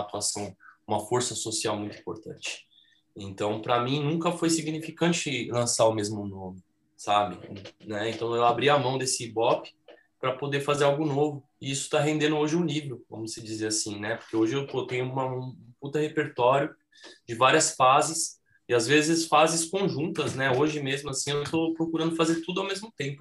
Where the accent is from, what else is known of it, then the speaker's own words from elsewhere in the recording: São Paulo, Brazil; eles moram nessa casa que eu, que eu nasci, que eu cresci lá no Jardim Eliana